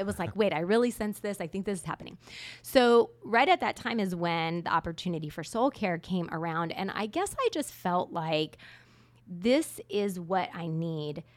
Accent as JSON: {"language": "English", "region": "Southern California", "country": "United States", "tie": "born or raised there", "moved": "as an adult", "said": "I was born in a little town in Southern California where once you grew up, your goal was to leave."}